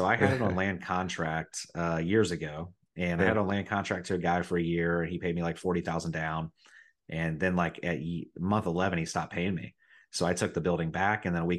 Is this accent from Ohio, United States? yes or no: yes; Riverside, Ohio, United States; also born or lived in Dayton, Ohio; I was born in Dayton, but I grew up in Riverside, Ohio, which is a little, I wouldn't call it a suburb because then people think it's something nice, but a little town that borders Dayton called Riverside. And I grew up in the trailer parks.